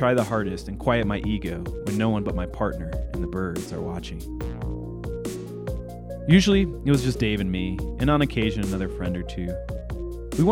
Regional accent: Illinois, United States; As a kid growing up in Illinois in the 1990s

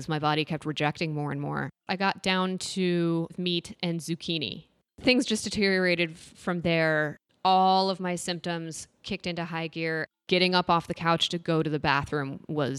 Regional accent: Boulder, Colorado, United States; moved away; back to Boulder, which was my hometown

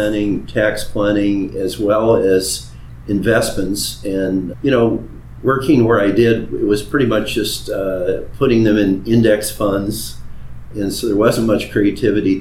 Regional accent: Midwest, United States; moved away; Born and raised in the Midwest on a small family farm that was part in Iowa and part Minnesota

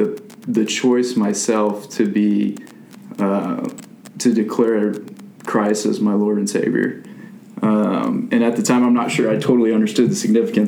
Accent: Gig Harbor, Washington, United States; moved away as an adult; also born or lived in San Francisco area, California / Sun Valley, Idaho; now in Texas, United States; my family packed up and moved to Gig Harbor, Washington, a little town south of Seattle, about 40 miles. So lived there from fourth grade on through high school.

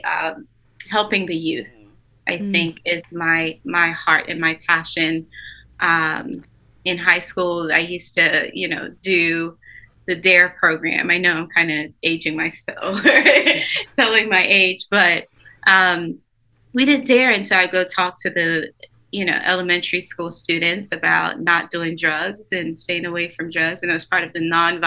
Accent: Orlando, Florida, United States; moved away as an adult; also born or lived in St. Lucia / St. Thomas, U.S. Virgin Islands; now in Savannah, United States; By the time I got to Orlando, I was about 10 years old

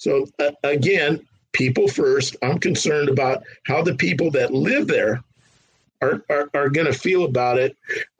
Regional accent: San Fernando Valley, California, United States; I grew up in the San Fernando Valley

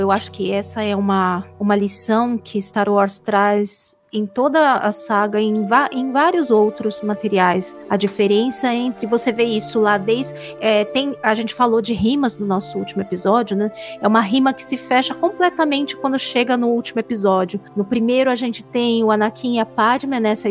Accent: São Paulo, Brazil; eu sou de São Paulo também, paulista.

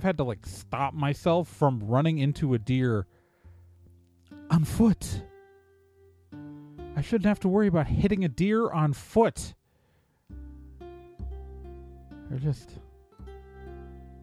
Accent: Milwaukee, Wisconsin, United States; also born or lived in Chicago; I was born in Chicago, grew up mostly in Milwaukee

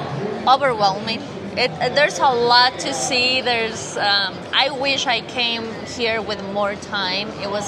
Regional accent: Orange County, California, United States; I am from Orange County, California.

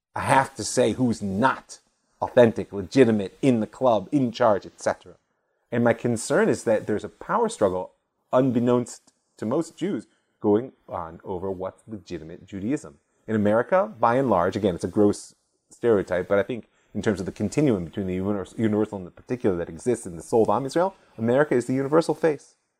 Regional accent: United States; moved away as an adult; now in Israel; growing up as an American Jew in suburbia

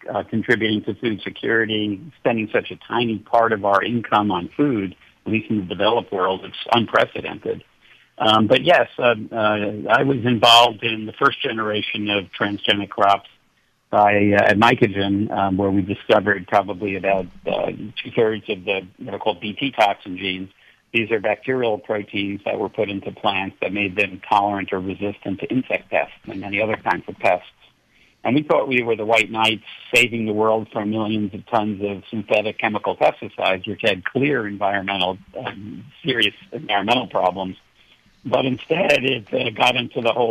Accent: New York City, New York, United States; moved away; also born or lived in San Diego; I grew up in New York City, and I couldn't tell a cow from a cauliflower until I was about 12 years old

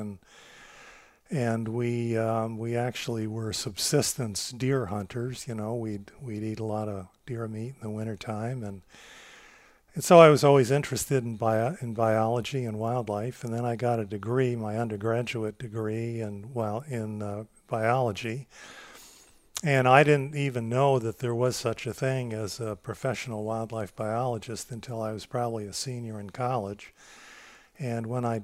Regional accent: East Central New York, United States; I grew up as a farm kid. We had a family-owned dairy farm, and of course, this was in East Central New York, kind of on the fringes of the Catskill Mountains

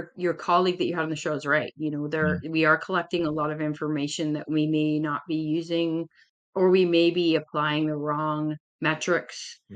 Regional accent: Canada; I'm Canadian

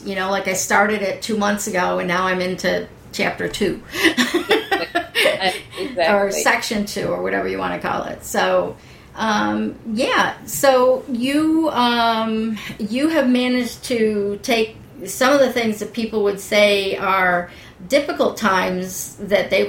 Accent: East Coast, United States; where I grew up on the East Coast where everything is green

